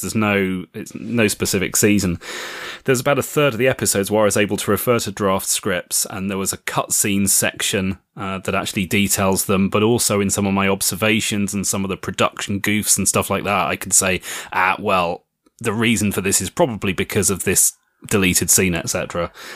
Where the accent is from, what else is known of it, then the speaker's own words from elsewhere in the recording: United Kingdom; I am a British author